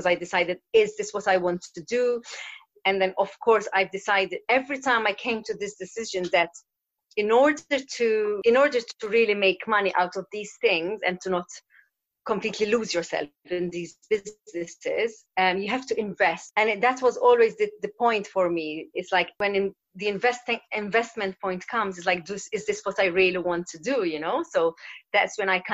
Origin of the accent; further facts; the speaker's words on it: Malta; moved away as an adult; also born or lived in London, United Kingdom; I'm from Malta, an island in the Mediterranean, a small island. And I left after university.